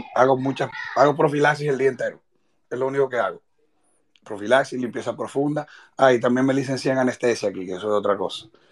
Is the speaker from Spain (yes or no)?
no; Dominican Republic; moved away as an adult; also born or lived in Santo Domingo; now in Florida, United States; nosotros en general como dominicanos